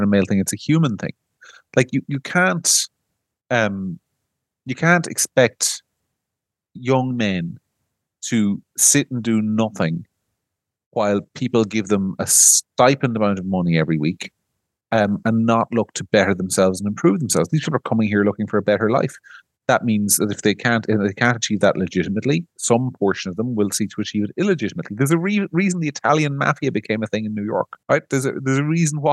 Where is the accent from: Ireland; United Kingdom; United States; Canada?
Ireland; we're Irish